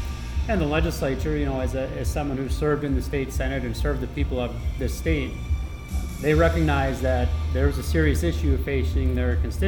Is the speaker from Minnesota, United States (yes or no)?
no; Benson County, North Dakota, United States; I'm a Democrat from Benson County, Farmers Union Democrat, going back a long way.